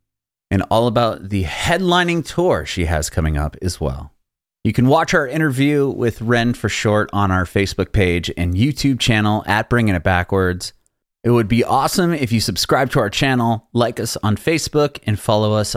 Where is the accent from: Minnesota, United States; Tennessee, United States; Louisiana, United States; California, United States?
California, United States; San Diego; moved away as an adult; now in Nashville, United States; I grew up in San Diego and I love San Diego